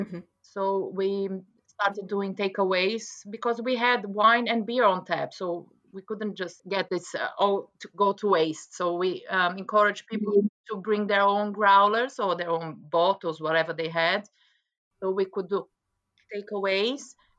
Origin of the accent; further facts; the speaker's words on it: Brazil; moved away as an adult; also born or lived in London, England / West Oxfordshire, England; now in Oxfordshire, United Kingdom; I'm from Brazil